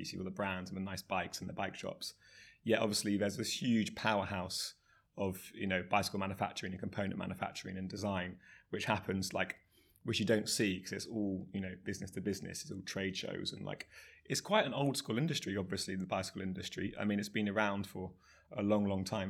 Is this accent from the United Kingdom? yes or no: yes; Somerset, South West England, United Kingdom; also born or lived in Bristol; I grew up in Somerset, uh, riding mountain bikes, B M Xs, um, all through my teenage years